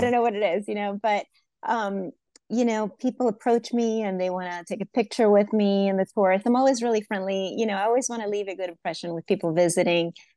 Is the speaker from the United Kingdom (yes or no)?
no; Venezuela; moved away; I was originally born in Venezuela